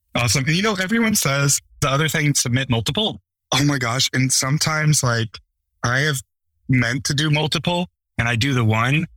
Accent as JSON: {"language": "English", "region": "Western US", "country": "United States", "tie": "born or raised there", "said": "I grew up in the Western US."}